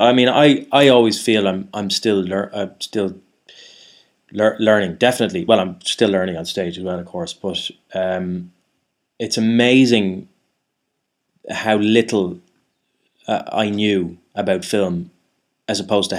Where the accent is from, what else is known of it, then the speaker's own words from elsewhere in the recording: Ireland; now in London, United Kingdom; I am Irish. That's what, yeah. I am. And there is, they're not, you know, it's not like I'm, there are a lot of Irish people over here. It's not like it's a truly exotic thing to be Irish in London.